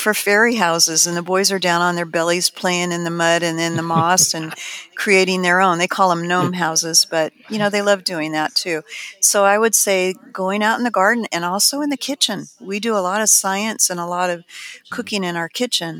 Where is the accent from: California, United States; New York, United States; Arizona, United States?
California, United States; Pasadena; also born or lived in Highland Park, California / Altadena, California; the things that I got to do when I was growing up in Highland Park and Pasadena and Altadena and Arroyo Seco